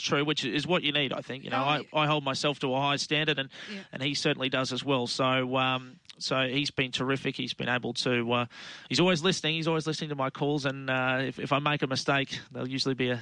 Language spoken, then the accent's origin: English; Bundaberg, Queensland, Australia; Always good to get back to my hometown, and great to call Bundaberg on Saturday